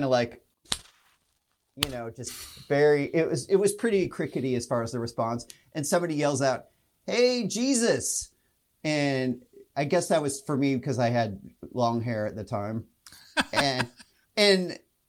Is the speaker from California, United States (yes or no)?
no; Spokane, Washington, United States; moved away as an adult; also born or lived in Pullman, Washington; now in Seattle, United States; I grew up in Spokane